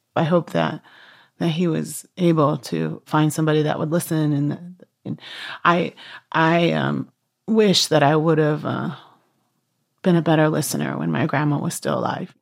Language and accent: English; Washington, United States; I'm from the Swinomish and Tulalip tribes here in Washington State